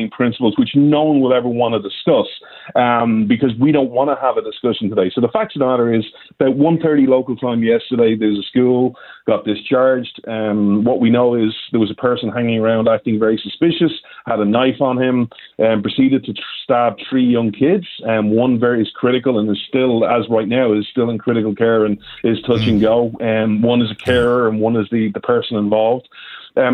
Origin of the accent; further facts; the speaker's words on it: Ireland; I'm Irish